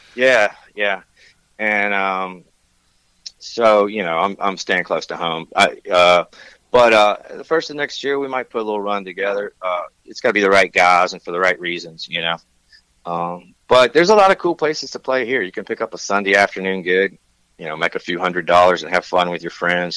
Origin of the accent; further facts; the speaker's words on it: Tennessee, United States; moved away as an adult; also born or lived in Nashville, Tennessee; now in Santa Barbara, United States; I'm from Tennessee